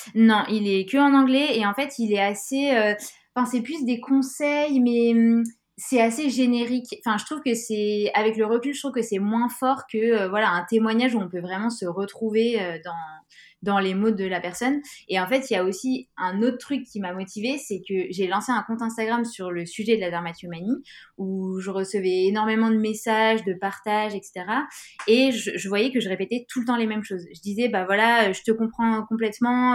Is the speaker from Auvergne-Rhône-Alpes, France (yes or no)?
yes; Grenoble, Auvergne-Rhône-Alpes, France; je viens de Grenoble